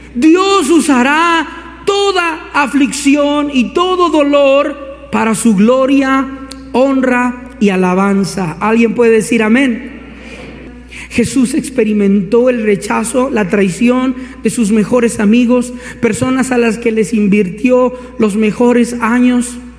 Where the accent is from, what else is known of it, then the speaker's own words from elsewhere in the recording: Colombia; como diríamos acá en Colombia